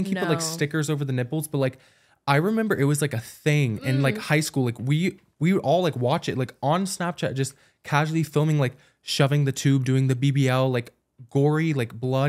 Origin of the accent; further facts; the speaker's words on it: Georgia, United States; I didn't grow up in the perimeter, which is like in Atlanta, but like I grew up near Atlanta and like I do like it.